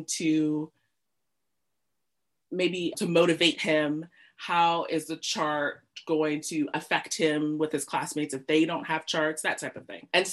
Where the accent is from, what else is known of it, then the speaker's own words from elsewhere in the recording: United States; moved away as an adult; also born or lived in Britain; now in United Kingdom; the US, where I grew up, if you haven't told from my accent